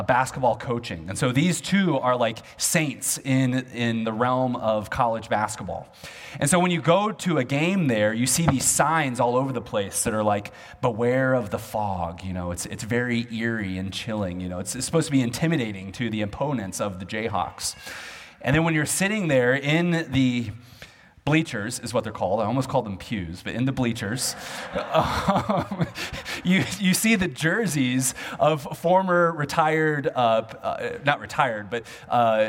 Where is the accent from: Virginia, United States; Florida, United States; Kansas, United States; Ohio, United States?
Kansas, United States; Olathe; moved away; back home where I grew up in Olathe, Kansas